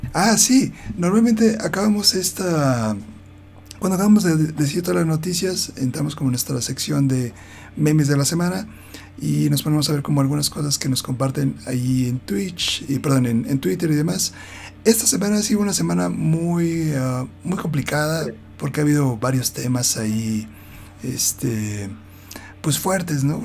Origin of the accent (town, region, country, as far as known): Mexico